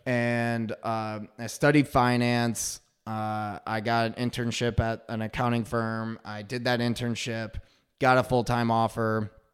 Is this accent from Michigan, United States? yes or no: yes; Frankfort, Michigan, United States; also born or lived in Pontiac, Michigan / Farmington Hills, Michigan; I hail from Frankfort, Michigan